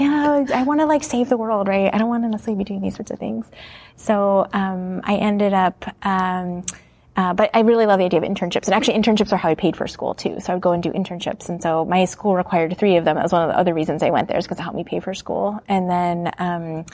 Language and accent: English; Ohio, United States; moved away; I grew up in the Midwest in Ohio